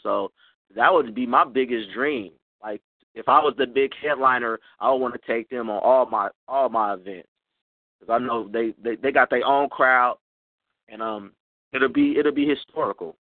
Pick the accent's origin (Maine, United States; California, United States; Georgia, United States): California, United States; Oakland; Even though I'm from California, I'm from Oakland